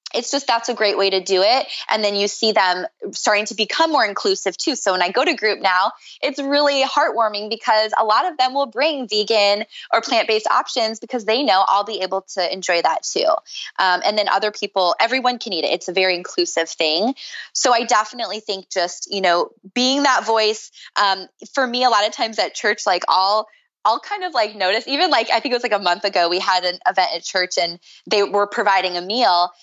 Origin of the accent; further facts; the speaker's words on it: Minnesota, United States; now in Venice, California, United States; I grew up in Minnesota